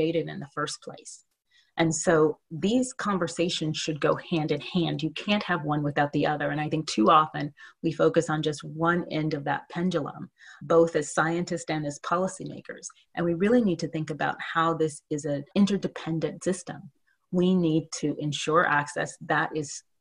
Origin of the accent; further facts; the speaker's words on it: Oakland, California, United States; I grew up in Oakland, California